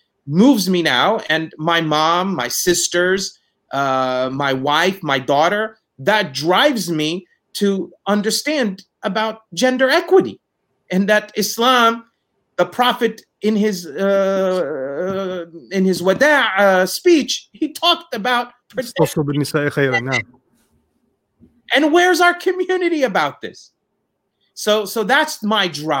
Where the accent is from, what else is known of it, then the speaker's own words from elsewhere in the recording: Palestine; moved away as an adult; now in United States; I was born in the United States, but when I was 6.5 years old, I returned back to Palestine. And I grew up in Palestine